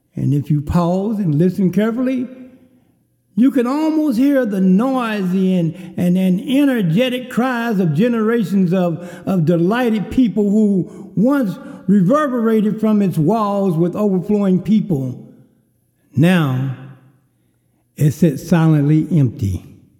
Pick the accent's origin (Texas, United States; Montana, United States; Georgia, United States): Texas, United States; Kerrville; a cafe in my hometown of Kerrville, Texas, called the Famous Door